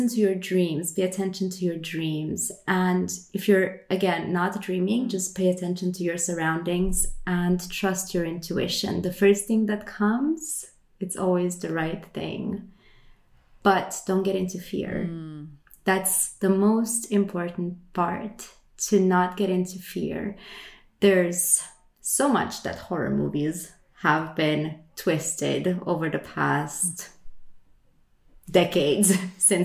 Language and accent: English; Romania; now in Sweden; I am from Romania, but I live in Sweden